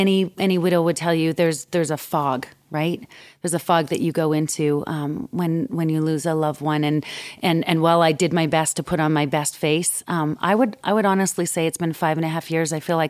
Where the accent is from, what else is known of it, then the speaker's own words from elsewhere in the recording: Alberta, Canada; now in Denver, United States; So I grew up in Alberta, which is like our version of Texas. Yeah. and so I grew up singing country and western.